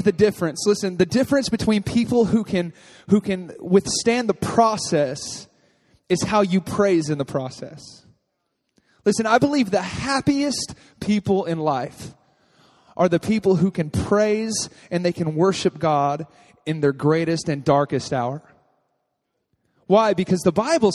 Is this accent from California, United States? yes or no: no; Texas, United States; moved away; I grew up in Texas. And I was raised by my grandfather